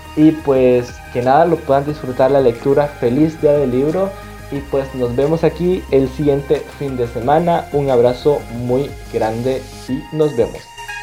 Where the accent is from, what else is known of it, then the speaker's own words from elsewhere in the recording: Bolivia; nuestra cultura como bolivianos